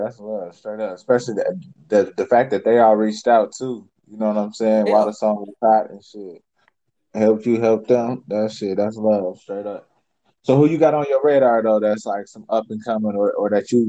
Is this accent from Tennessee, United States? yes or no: no; Chicago, Illinois, United States; now in Minnesota, United States; I'm from Chicago originally. I'm out here in Minnesota though.